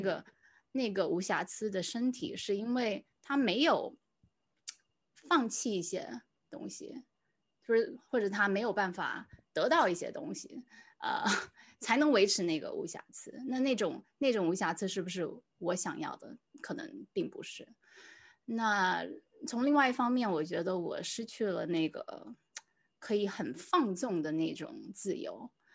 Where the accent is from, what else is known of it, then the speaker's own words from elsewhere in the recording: Singapore; 我算是在新加坡长大